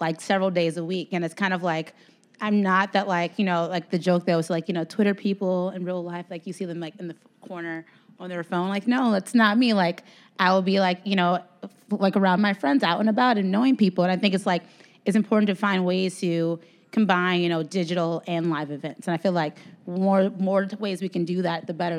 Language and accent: English; Chicago, Illinois, United States; I'm from Chicago